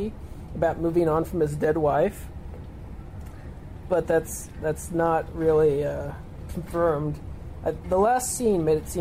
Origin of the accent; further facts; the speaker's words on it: United States; I'm American